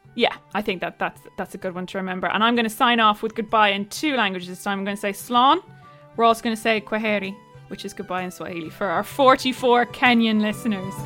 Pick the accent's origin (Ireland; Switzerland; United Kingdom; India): Ireland